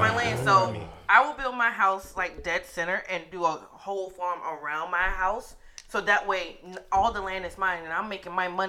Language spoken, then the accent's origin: English; the South, United States; born or raised there